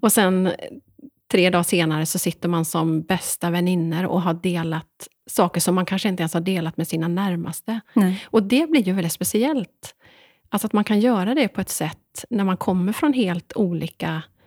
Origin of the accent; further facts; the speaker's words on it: Dalsland, Västra Götaland, Sweden; två dalslänningar